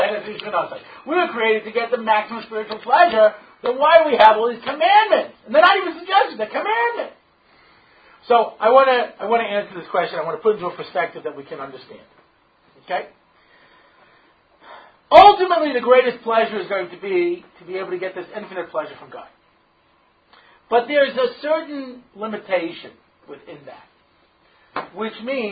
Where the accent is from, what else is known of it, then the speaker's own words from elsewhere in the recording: New York, United States; I grew up in New York